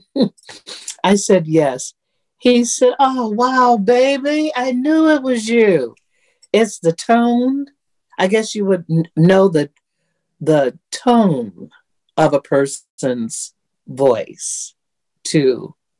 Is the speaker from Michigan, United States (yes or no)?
yes; Detroit, Michigan, United States; I'm from Detroit